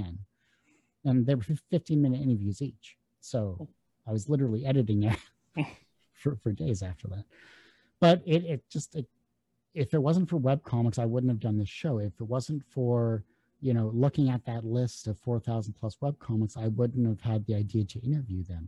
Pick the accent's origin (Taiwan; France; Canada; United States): Canada; I'm Canadian